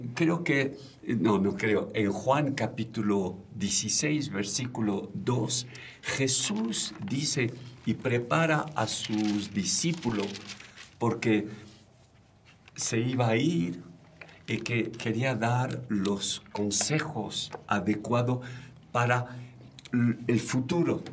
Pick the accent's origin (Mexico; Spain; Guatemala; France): France; moved away; vengo de Francia